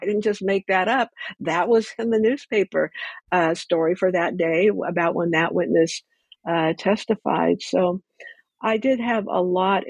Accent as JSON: {"language": "English", "town": "Ventura", "region": "California", "country": "United States", "tie": "born or raised there", "said": "I grew up in Ventura, and somebody had brought up that case"}